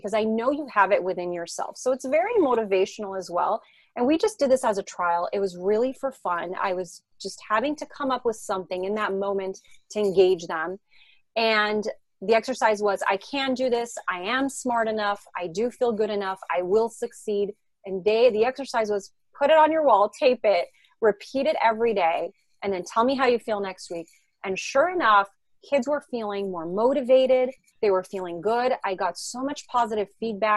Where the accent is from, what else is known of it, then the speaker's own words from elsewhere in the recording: France; English is a second language; also born or lived in Israel; now in Los Angeles, United States; I grew up in France. So that's where I learned French.